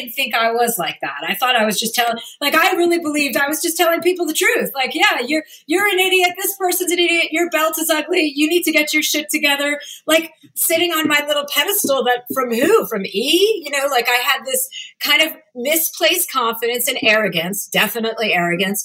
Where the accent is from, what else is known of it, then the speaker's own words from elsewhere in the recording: New Jersey, United States; I'm from New Jersey